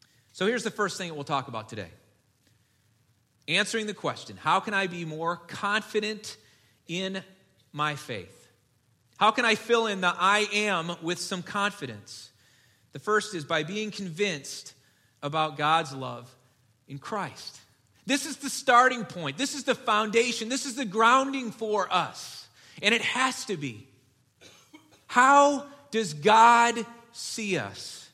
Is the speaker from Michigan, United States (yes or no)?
yes; Detroit, Michigan, United States; moved away; I grew up in Detroit. I was a Lions fan as a kid